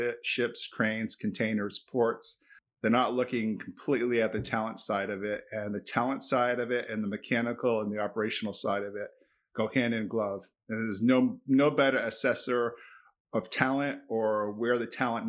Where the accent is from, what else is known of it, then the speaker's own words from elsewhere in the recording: Boston, Massachusetts, United States; now in Hartford, United States; growing up in Boston